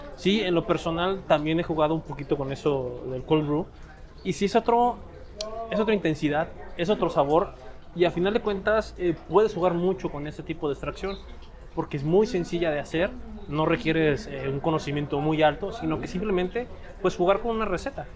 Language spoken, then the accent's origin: Spanish; Mexico; nosotros como, como mexicanos